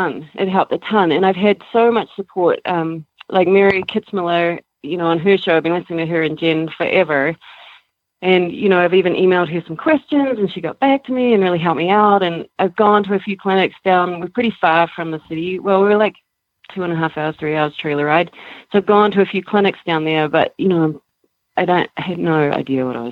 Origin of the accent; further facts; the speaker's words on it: New Zealand; moved away as an adult; also born or lived in Canada; now in Colorado, United States; I'm from New Zealand